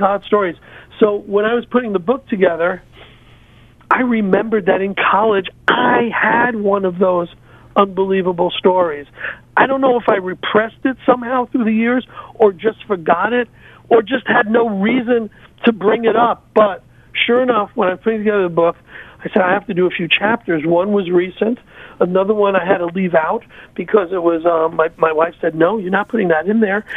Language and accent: English; New Haven, Connecticut, United States; also born or lived in Bronx, New York; I grew up in New Haven. I was born in the Bronx, lived in the Bronx for 10 years, and then most of my life I lived in the New Haven area